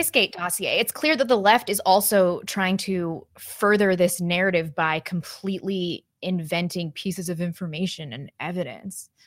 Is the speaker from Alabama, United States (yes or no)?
no; St. Louis, Missouri, United States; moved away; growing up in Saint Louis